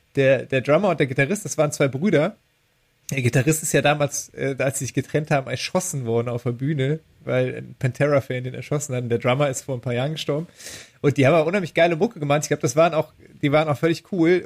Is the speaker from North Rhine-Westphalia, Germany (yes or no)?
yes; Düren, North Rhine-Westphalia, Germany; born or raised there